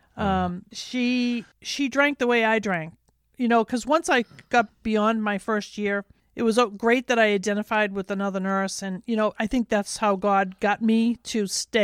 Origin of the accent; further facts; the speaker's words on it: Medford, United States; I grew up in Medford